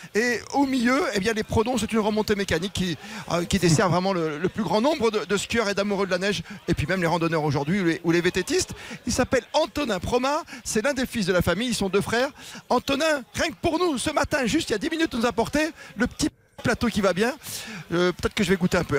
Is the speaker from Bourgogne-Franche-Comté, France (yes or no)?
yes; Bourgogne-Franche-Comté, France; chez moi, dans la Franche-Comté, le chenu, c'est la poussière